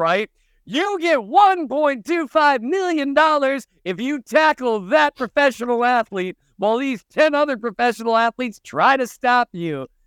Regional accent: Minnesota, United States; moved away; I'm from Minnesota.

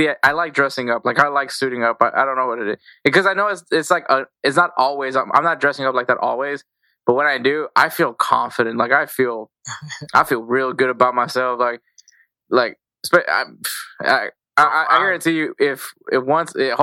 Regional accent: Texas, United States; I'm from Texas, so we're from Texas.

